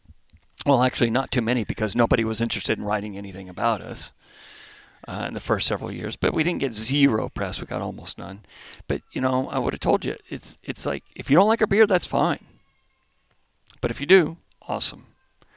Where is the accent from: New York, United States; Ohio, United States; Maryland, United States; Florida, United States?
Ohio, United States; a very small town outside of Columbus; moved away; also born or lived in Southern California; I was born in Southern California, but grew up in a very small town outside of Columbus.